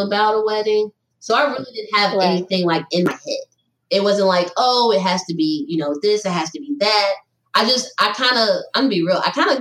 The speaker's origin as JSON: {"language": "English", "town": "Charlotte", "region": "North Carolina", "country": "United States", "also_born_or_lived": "Greensboro / the South", "moved": "as an adult", "lives_now": "Detroit, United States", "said": "I'm from Charlotte"}